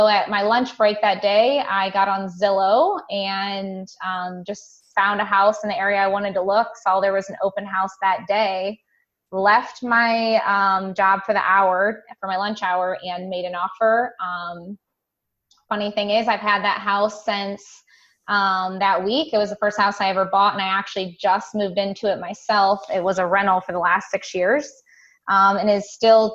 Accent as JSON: {"language": "English", "town": "Toledo", "region": "Ohio", "country": "United States", "moved": "yes", "lives_now": "Columbus, United States", "said": "I'm actually originally from Northwest Ohio, up in the Toledo, Ohio vicinity"}